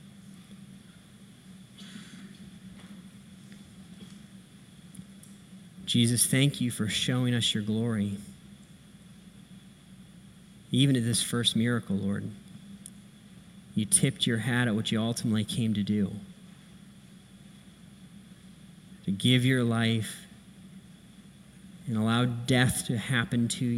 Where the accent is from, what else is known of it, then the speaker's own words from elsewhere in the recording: Akron, Ohio, United States; I grew up right here in Akron, Ohio.